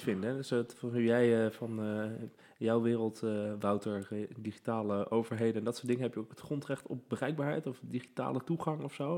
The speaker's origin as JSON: {"language": "Dutch", "town": "The Hague", "region": "South Holland", "country": "Netherlands", "said": "ik kom dus uit Den Haag"}